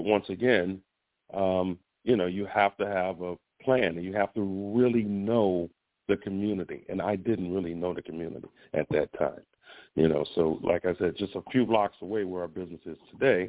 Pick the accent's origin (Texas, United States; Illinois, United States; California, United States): Illinois, United States; Chicago; moved away as an adult; now in Orlando, United States; I'm from Chicago originally, but I've been in Florida. I've been in the Orlando area for 28 years